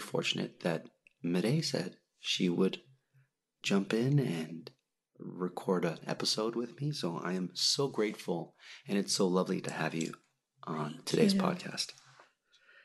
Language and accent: English; Toronto, Ontario, Canada; I'm from Toronto.